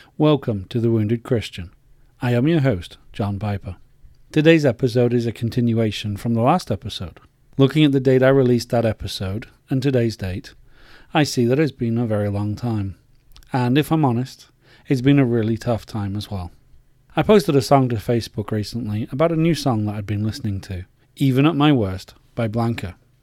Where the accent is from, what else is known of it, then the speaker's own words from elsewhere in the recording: England, United Kingdom; moved away as an adult; As an Englishman, I was brought up to be polite